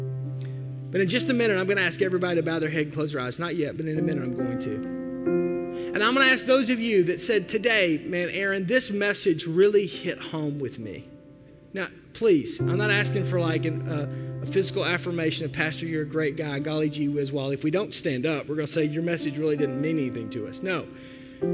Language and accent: English; Fort Smith, Arkansas, United States; moved away as an adult; now in Milwaukee, United States; That's Fort Smith. That's my hometown. I grew up in a state, Arkansas